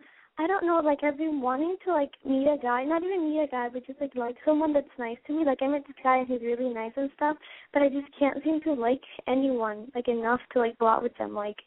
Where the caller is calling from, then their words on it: Fort Myers, Florida, United States; I call from Fort Myers, Florida.